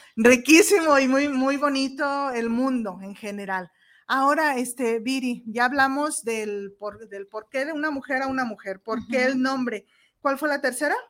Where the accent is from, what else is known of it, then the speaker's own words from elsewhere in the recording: Mexico; soy mexicana